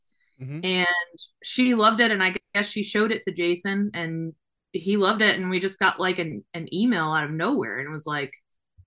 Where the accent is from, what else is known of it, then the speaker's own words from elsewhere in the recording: New Orleans, Louisiana, United States; moved away as an adult; now in Nashville, United States; We both, my husband and I grew up in New Orleans.